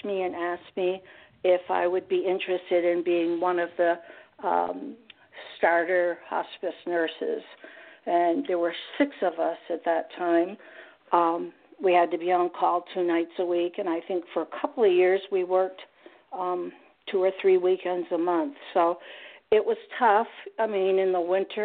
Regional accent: Vermont, United States; I came from Vermont

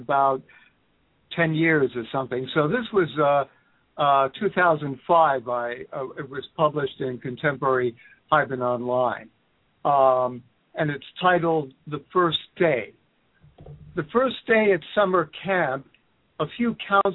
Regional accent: New York City, New York, United States; now in Egg Harbor City, United States; I was born and raised in the Bronx, South Bronx, and Lower East Side, Manhattan. So I spent most good portion of my life there

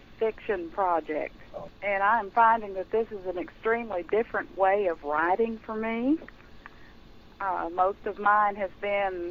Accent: Brownsville, Texas, United States; now in Crockett, United States; I grew up in Brownsville, Texas, which is right on the border by the sea

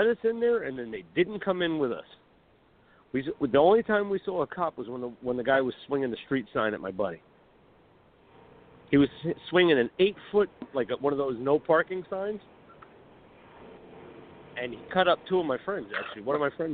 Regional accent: New Jersey, United States; I'm from Jersey.

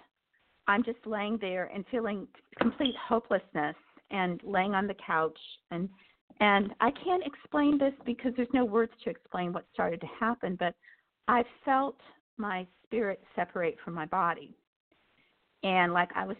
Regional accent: United States; I grew up in the Amish country

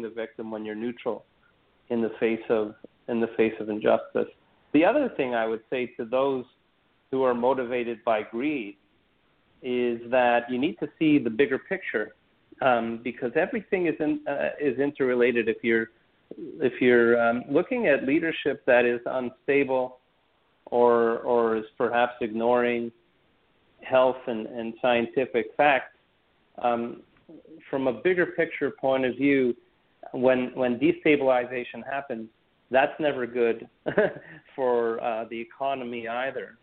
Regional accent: Montreal, Quebec, Canada; I'm Canadian uh, by background. I was born and raised in Montreal

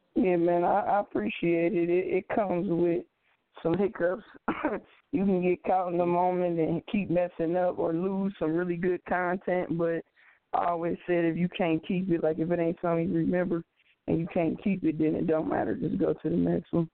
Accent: Cincinnati, Ohio, United States; I am from Cincinnati, Ohio.

